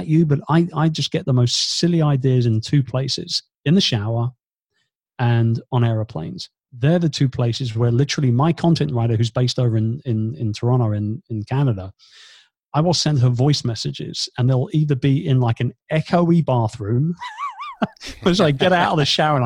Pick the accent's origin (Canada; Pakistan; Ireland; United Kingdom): United Kingdom; moved away as an adult; now in Philippines; being a Brit